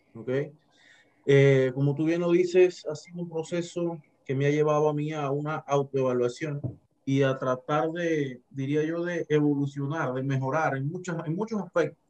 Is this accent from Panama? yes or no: yes; Herrera, Panama; moved away as an adult; now in Chiriquí, Panama; soy de la provincia de Herrera, tengo 15 años de estar en Chiriquí viviendo.